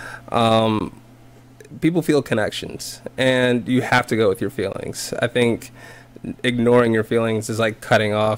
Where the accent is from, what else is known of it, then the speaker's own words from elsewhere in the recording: South Carolina, United States; I grew up in South Carolina